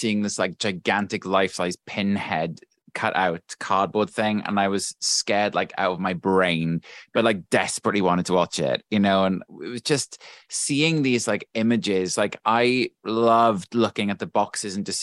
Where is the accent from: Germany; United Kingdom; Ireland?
United Kingdom; South Wales; I grew up in South Wales